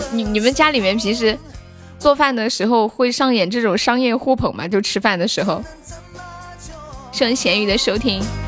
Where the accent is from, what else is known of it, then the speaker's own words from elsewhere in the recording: Sichuan, China; 我们四川人真的太喜欢吃猪肉了